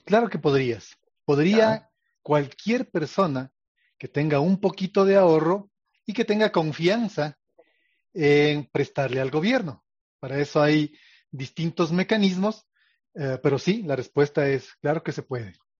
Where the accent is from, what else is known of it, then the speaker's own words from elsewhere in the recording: Ecuador; como ecuatorianos